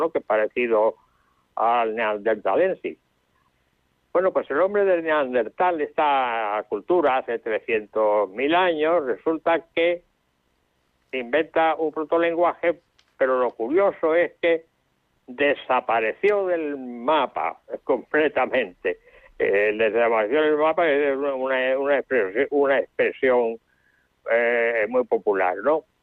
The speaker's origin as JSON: {"language": "Spanish", "town": "Málaga", "region": "Andalusia", "country": "Spain", "said": "en Málaga porque yo soy de Málaga."}